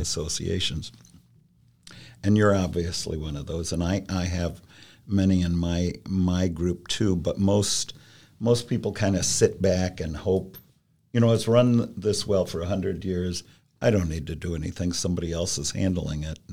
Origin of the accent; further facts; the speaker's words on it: Columbus, Ohio, United States; also born or lived in New York City; I'm from Columbus